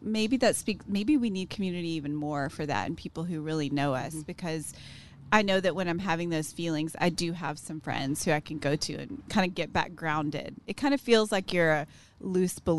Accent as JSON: {"language": "English", "town": "Tyler", "region": "Texas", "country": "United States", "tie": "born or raised there", "moved": "yes", "lives_now": "Waco, United States", "said": "I grew up in Tyler and I was in the same group of friends the whole time"}